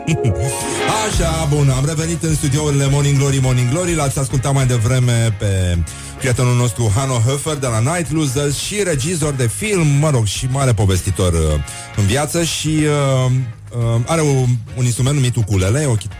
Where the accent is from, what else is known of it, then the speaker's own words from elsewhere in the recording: Romania; suntem români